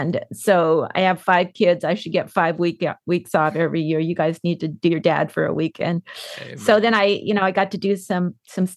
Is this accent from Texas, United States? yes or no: no; San Diego, California, United States; I was born in San Diego. I had five siblings. We grew up.